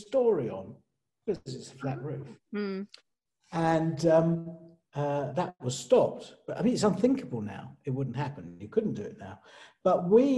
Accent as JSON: {"language": "English", "region": "London", "country": "United Kingdom", "said": "I didn't come from a village. I came from East London"}